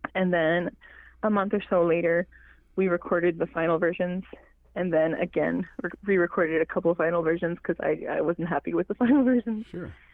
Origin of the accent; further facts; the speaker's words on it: Mistissini, Quebec, Canada; first language Cree; English is a second language; I'm from the the James Eastern James Bay Cree community of Mistissini. I was born and raised there